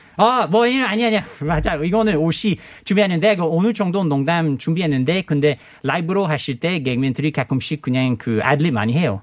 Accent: Canada; Korean is a second language; moved away as an adult; also born or lived in Montreal; now in South Korea; 캐나다에서 온

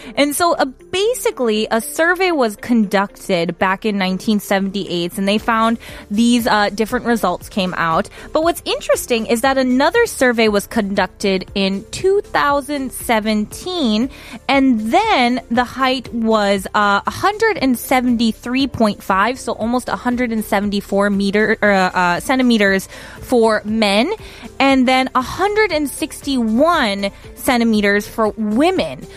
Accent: United States; moved away; I'm American

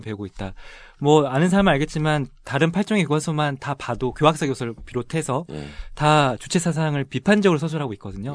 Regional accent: Seoul, South Korea; also born or lived in Busan; 저는 고향이 부산인데요. 예. 학창 시절은 서울에서 보냈고요.

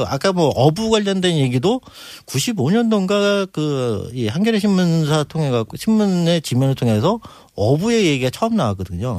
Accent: Incheon, South Korea; also born or lived in Daegu; 저는 태어나긴 대구에서 태어났고요. 예. 자라기는 인천에서.

